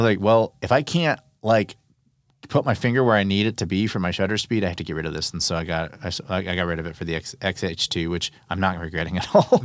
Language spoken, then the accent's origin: English; Texas, United States; I'm from Texas, I say y'all